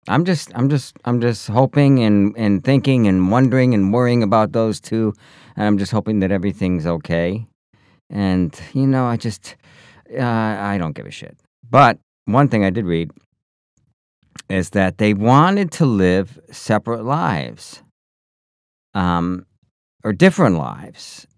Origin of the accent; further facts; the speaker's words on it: United States; I come from the North Country. I come from the snow belt